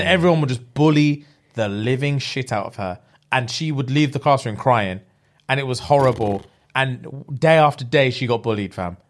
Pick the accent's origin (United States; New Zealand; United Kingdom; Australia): United Kingdom; England; being English